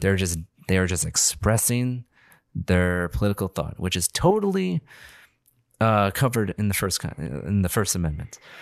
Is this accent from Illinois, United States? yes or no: yes; Illinois, United States; we're all from Illinois